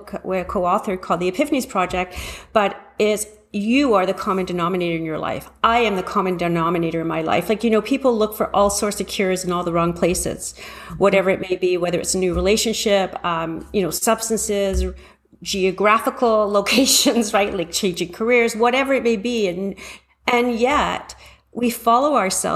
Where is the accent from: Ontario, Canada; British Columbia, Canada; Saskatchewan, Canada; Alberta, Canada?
Ontario, Canada; Toronto; also born or lived in London, England; I was born in London, England, and raised in Toronto